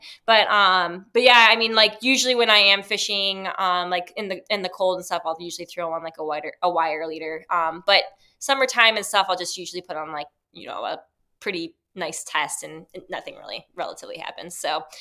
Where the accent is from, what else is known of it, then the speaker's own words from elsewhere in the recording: Midwest, United States; I'm from the Midwest and that's what we have here